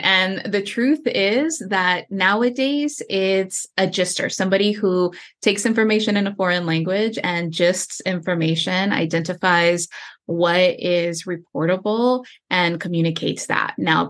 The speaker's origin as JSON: {"language": "English", "town": "Houston", "region": "Texas", "country": "United States", "tie": "born or raised there", "said": "I grew up in Houston, Texas, on the southeast side of town within the Loop. For those of you that are familiar with Houston, Texas, the neighborhood I grew up in is called Pecan Park."}